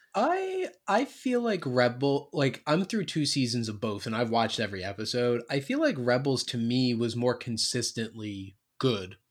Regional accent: New Jersey, United States; I'm from South Jersey, so I'm, like, I'm not, like, North Jersey, New York

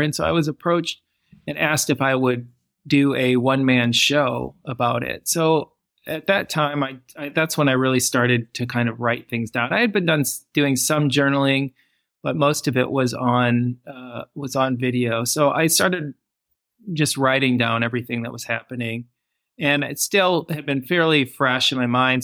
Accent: Michigan, United States; moved away as an adult; also born or lived in Los Angeles; now in England; growing up in Michigan in the United States

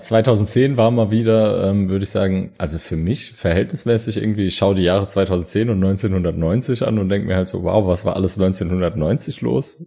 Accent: Saarland, Germany; wir kommen ja aus der Bergbauregion Saarland

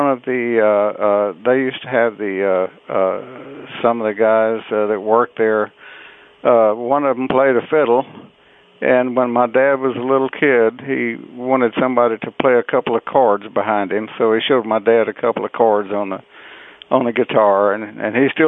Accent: Beaumont, Texas, United States; I was born in Beaumont, Texas, down in southeast Texas, in uh, October 1934.

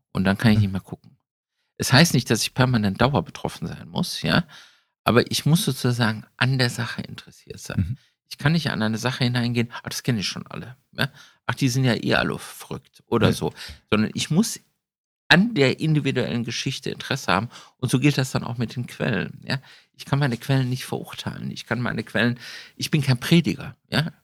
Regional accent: Düsseldorf, North Rhine-Westphalia, Germany; wir kommen ja beide aus Düsseldorf

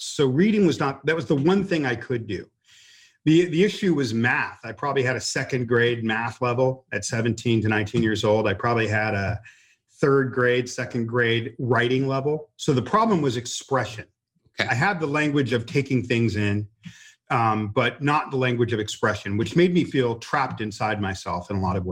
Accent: Los Angeles, California, United States; I grew up in slums east of Hollywood, California, towards downtown Los Angeles

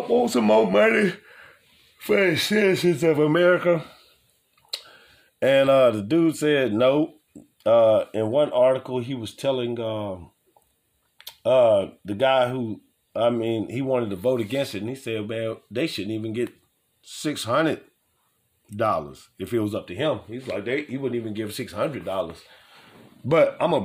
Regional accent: New Orleans, Louisiana, United States; also born or lived in Nashville; New Orleans, y'all know, y'all my hometown

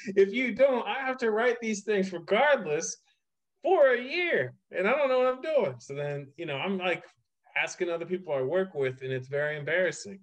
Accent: Ohio, United States; now in New York, United States; I was like Ohio

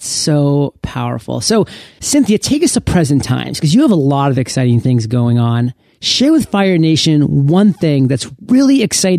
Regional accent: Maine, United States; now in San Diego, United States; I came from San Diego. {S2} You did. {S0} But then again, I am born and raised in Maine

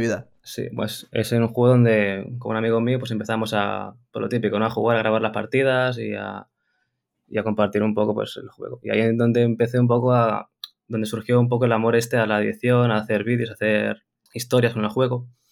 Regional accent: Barcelona, Catalonia, Spain; soy de Barcelona

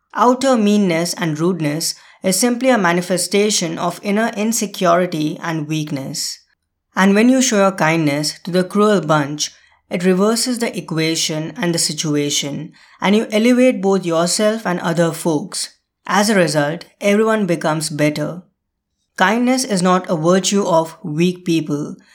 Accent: India; moved away; India, my home country

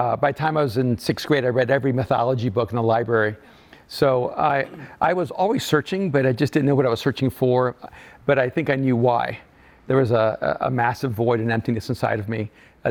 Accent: El Salvador; moved away; I'm an immigrant from El Salvador

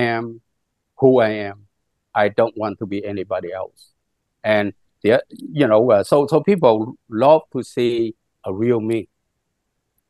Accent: Vietnam; English is a second language; now in United States; I'm always Vietnamese, even though my father is Chinese, but I still am Vietnamese because I was born in Vietnam

